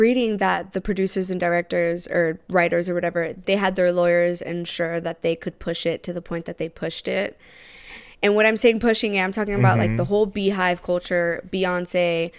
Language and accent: English; United States; we grew up in America and we're first gen